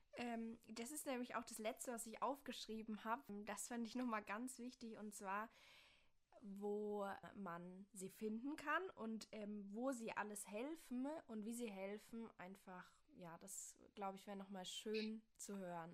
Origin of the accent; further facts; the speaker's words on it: Bavaria, Germany; now in Rhineland-Palatinate, Germany; ich komme aus Bayern